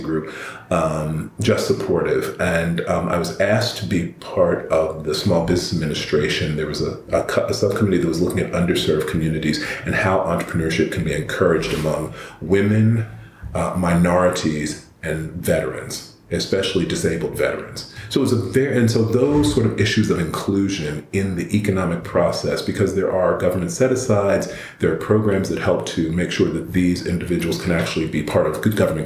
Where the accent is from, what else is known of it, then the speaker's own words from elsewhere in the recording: American South, United States; moved away as an adult; also born or lived in Northeast US / Eastern Seaboard; I grew up in the American South